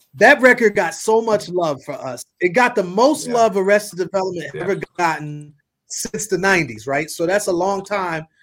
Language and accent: English; Milwaukee, Wisconsin, United States; I'm from Milwaukee